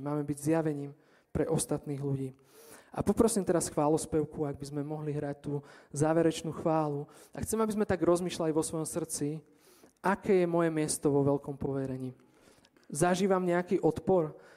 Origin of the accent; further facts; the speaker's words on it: near Stará Turá, Trenčín Region, Slovakia; stará Ture je kúsok od môjho rodného mesta